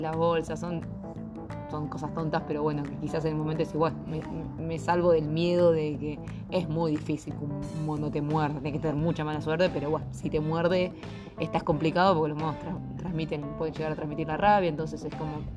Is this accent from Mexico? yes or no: no; Argentina; en nuestro lugar como argentinos